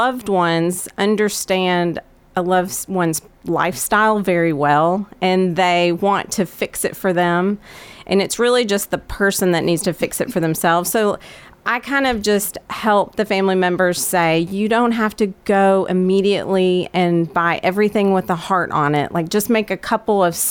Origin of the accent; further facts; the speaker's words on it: Murfreesboro, Tennessee, United States; I was born in Murfreesboro and played soccer at Riverdale, graduated in 1998